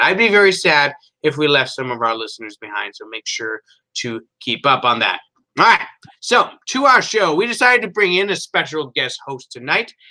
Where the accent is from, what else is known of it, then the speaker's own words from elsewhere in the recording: Florida, United States; now in Nebraska, United States; I grew up in Florida.